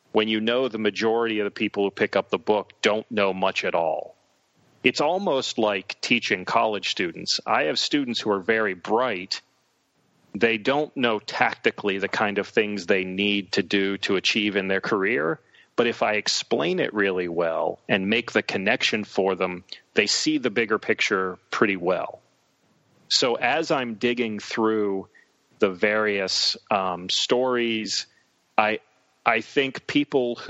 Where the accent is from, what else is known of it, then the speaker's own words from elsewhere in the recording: Western Pennsylvania near Pittsburgh, United States; I was a poor kid growing up in Western Pennsylvania near Pittsburgh.